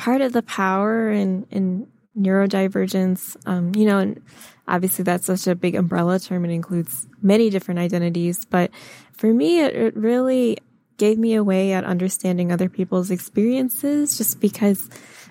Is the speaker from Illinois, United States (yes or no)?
no; Michigan, United States; I grew up in Michigan